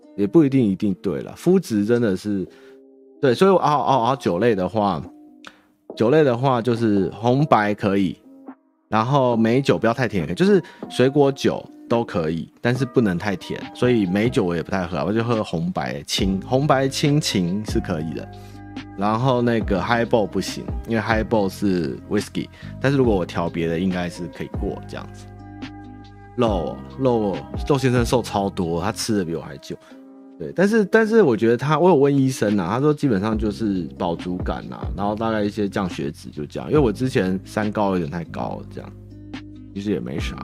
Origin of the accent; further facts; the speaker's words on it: Taipei, Taiwan; also born or lived in Chiayi / Tainan; 我们台北人的台语烂